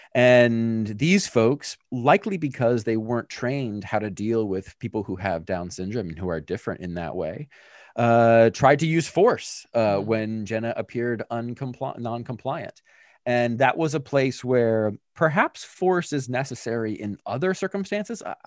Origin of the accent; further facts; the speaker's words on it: Pennsylvania, United States; I grew up in Pennsylvania with my family